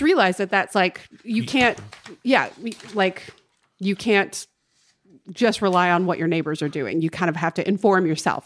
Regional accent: North Carolina, United States; moved away as an adult; now in Los Angeles, United States; my hometown in North Carolina.

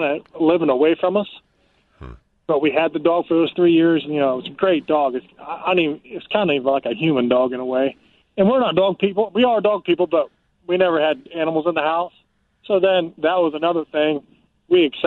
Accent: Ohio, United States; We're from Ohio

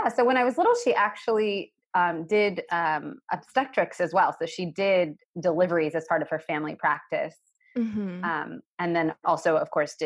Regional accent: a small town in Tennessee, United States; being an Indian girl growing up in a small town in Tennessee in the 1980s

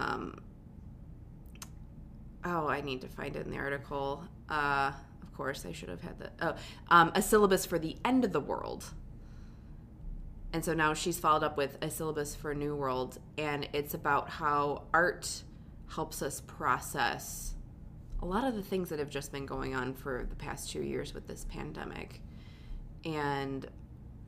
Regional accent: Buffalo, New York, United States; I'm also from Buffalo.

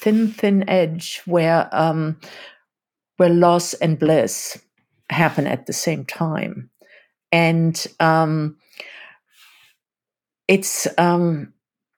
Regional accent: Germany; as a German-born woman

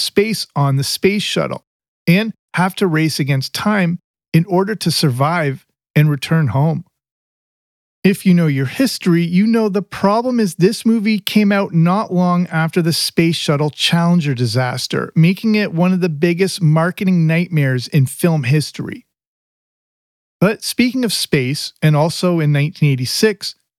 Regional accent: England, United Kingdom; growing up in England.

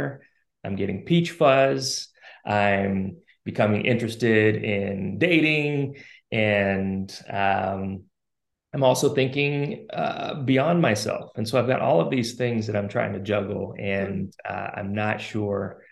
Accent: Spokane, Washington, United States; I was born and raised in Spokane, Washington

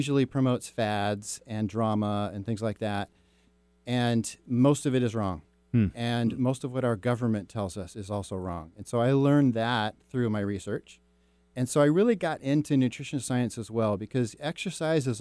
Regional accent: Mercer Island, Washington, United States; I grew up on Mercer Island

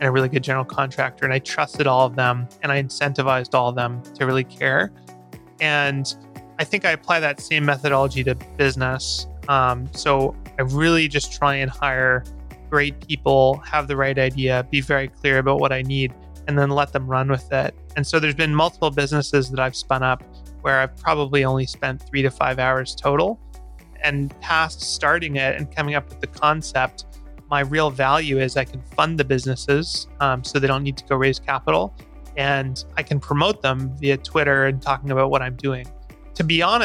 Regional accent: Vancouver, British Columbia, Canada; also born or lived in Victoria, Canada; So I grew up in Vancouver, Canada

